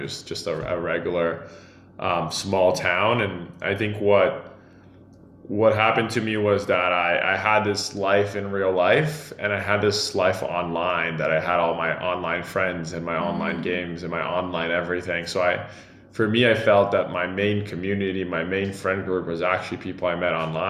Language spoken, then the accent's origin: English; São Paulo, Brazil; English is a second language; I usually say I grew up in Sao Paulo, but actually the state of Sao Paulo. I moved around a lot, and it was great.